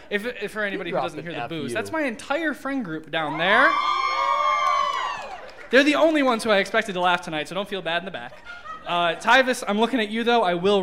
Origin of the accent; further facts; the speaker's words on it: Parma, Ohio, United States; So as Mike Polk mentioned, I'm from Parma.